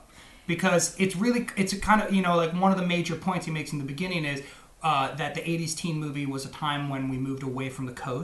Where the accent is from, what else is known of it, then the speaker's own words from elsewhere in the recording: Northern California, United States; I grew up in Northern California